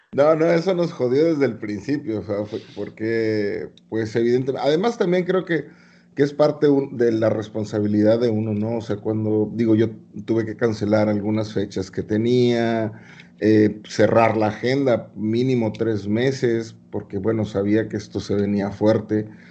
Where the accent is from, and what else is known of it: Mexico